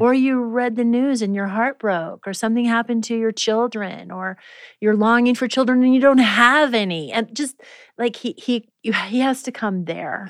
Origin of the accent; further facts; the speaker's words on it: Prairie Village, Kansas, United States; moved away; I grew up in Prairie Village, Kansas. And the first almost 10 years of my life